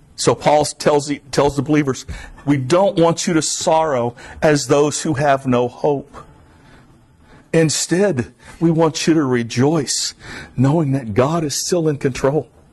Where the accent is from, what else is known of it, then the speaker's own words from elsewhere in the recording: South Florida, United States; I'm from South Florida